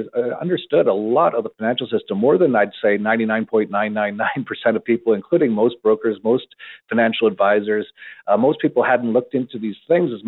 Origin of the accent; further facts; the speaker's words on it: Canada; I was born in Canada and I actually had an internet company in Canada in the 1990s